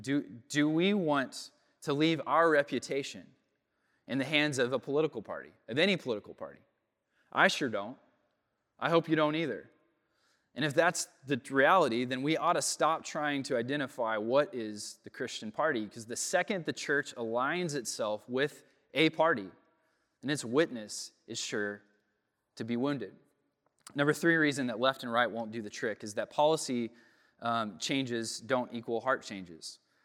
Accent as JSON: {"language": "English", "country": "United States", "said": "Growing up in America, in, in the West, as a product of the Enlightenment"}